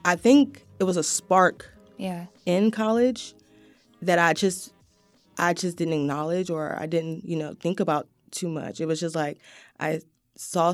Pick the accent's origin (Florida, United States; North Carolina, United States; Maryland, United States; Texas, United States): North Carolina, United States; Wilmington; I'm a native to Wilmington, North Side specifically. Grew up on 6th and Harness Street